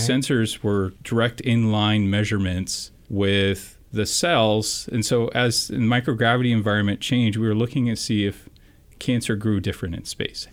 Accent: San Francisco Bay Area, California, United States; I'm local from the Bay Area

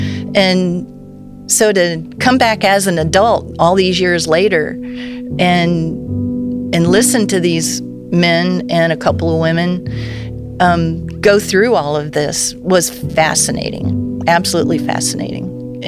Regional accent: Titusville, Florida, United States; moved away; I grew up in Titusville during the Apollo program.

